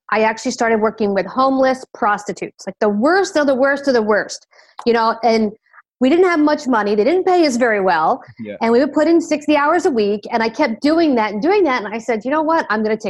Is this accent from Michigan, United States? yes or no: no; Philadelphia, Pennsylvania, United States; accent: Philadelphia; now in Miami, United States; I'm in Miami, Florida in the U.S. I am originally from the Philadelphia area. I lost my accent, unlike you guys who have a beautiful accent. The Philadelphia accent is not exactly beautiful.